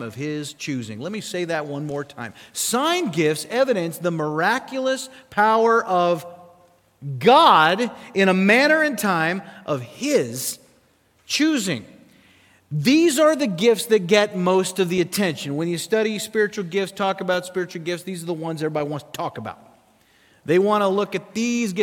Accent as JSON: {"language": "English", "region": "South Dakota", "country": "United States", "tie": "born or raised there", "moved": "yes", "said": "I grew up in South Dakota."}